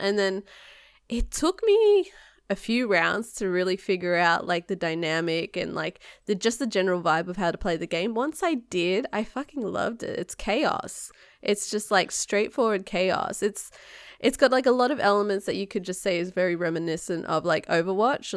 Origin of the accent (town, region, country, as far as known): Australia; now in United States